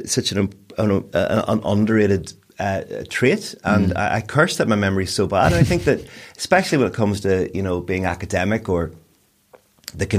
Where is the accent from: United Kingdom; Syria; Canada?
United Kingdom; Newry, Northern Ireland; also born or lived in Newcastle, Northern Ireland / Belfast; at the age of 10, I moved from Newry to Newcastle. So there's 10 years of my life I lived in Newry